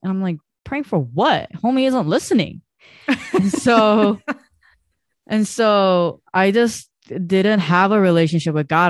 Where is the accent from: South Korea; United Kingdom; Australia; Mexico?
South Korea; now in United States; I was growing up in Korea